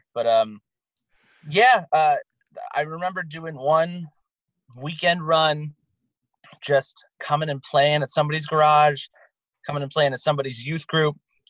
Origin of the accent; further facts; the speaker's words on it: Hershey, Pennsylvania, United States; now in Los Angeles, United States; I'm the only member left that actually lives in Los Angeles. I'm from Central Pennsylvania, Hershey, Pennsylvania.